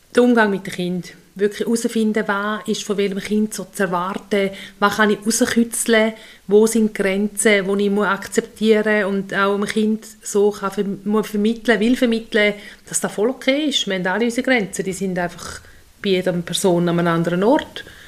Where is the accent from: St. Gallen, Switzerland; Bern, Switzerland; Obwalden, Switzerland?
St. Gallen, Switzerland; Untertoggenburg; also born or lived in Solothurn / Appenzellerland; bin ich hier im Untertoggenburg aufgewachsen mit drei Brüdern